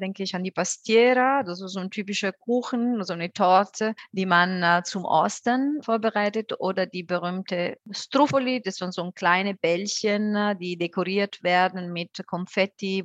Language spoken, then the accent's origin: German; Benevento, Campania, Italy; German is a second language; moved away as an adult; now in Frankfurt, Germany; Meine Heimatstadt ist aber Benevento, etwa so dreiviertel Stunde von Neapel im Hinterland